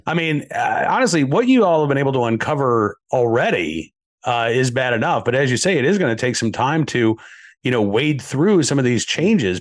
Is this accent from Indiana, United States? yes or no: no; Massachusetts, United States; moved away; I was born in the state of Massachusetts